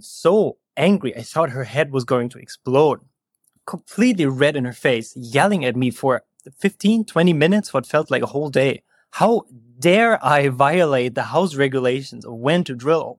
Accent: Germany; moved away as an adult; also born or lived in Berlin, Germany; now in California, United States; I am from Germany originally, and now I'm living in California

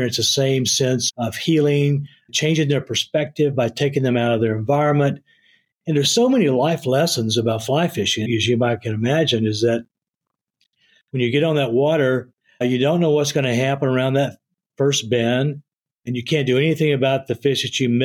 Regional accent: East Texas, United States; growing up in East Texas

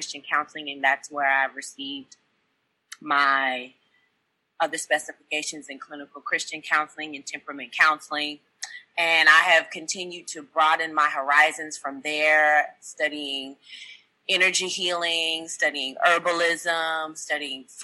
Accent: Texas, United States; now in Nashville, United States; I'm from Texas originally

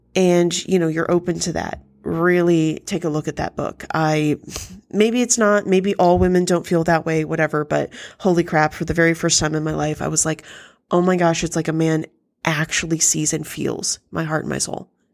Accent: United States; as an American

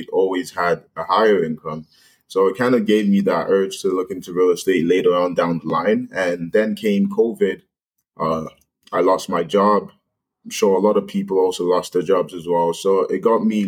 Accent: London, Ontario, Canada; I'm originally from London, Ontario here

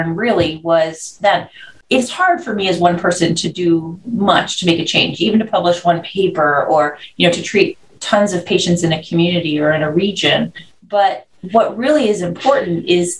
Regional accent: Canada; moved away as an adult; also born or lived in Florida, United States / San Diego, United States; I'm Canadian. So I, you know, born and raised there, and I went to medical school in Canada

